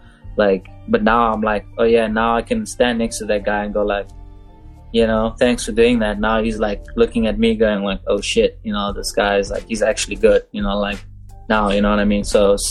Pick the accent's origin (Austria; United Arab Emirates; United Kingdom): United Arab Emirates; Dubai; now in Cape Town, South Africa; because I came down here from Dubai not knowing much, not knowing anyone. Like, out of the blue, this random, like, colored guy from Dubai just rocking up in Cape Town, South Africa, going, oh, I want a tattoo now.